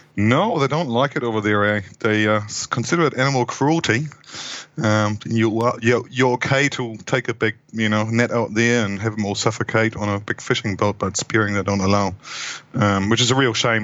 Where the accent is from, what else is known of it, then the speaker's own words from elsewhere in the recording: Hamburg, Germany; moved away as an adult; also born or lived in Wellington, New Zealand; now in New Zealand; originally from Hamburg in Germany, uh, that's where I grew up.